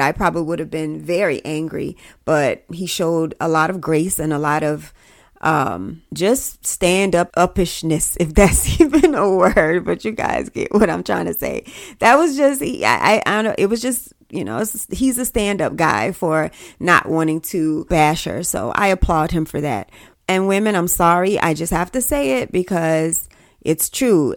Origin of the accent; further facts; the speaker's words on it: South Carolina, United States; I'm from South Carolina